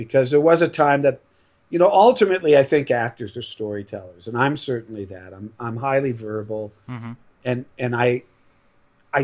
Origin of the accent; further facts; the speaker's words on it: Los Angeles, California, United States; moved away; also born or lived in New York; I grew up in L.A.